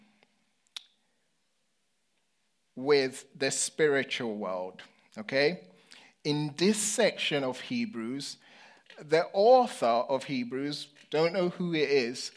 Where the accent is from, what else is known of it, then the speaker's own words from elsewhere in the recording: London, United Kingdom; I was growing up in London